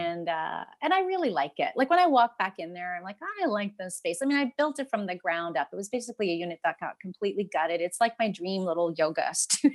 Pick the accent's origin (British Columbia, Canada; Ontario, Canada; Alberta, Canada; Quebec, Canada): Ontario, Canada; Ancaster; I grew up in Ancaster. I live in Westdale